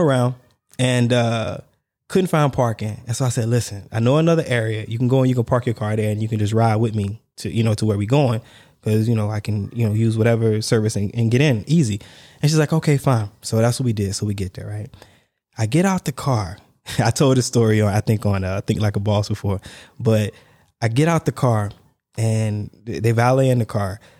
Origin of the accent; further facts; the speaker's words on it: the South, United States; moved away as an adult; also born or lived in Dubai; I'm from the South